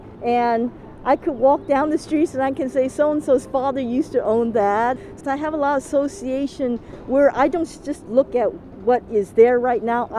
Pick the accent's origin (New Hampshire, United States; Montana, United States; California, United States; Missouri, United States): California, United States; San Francisco; Oh, well, I'm just a typical Chinese that was born and raised here in San Francisco and lived in Chinatown.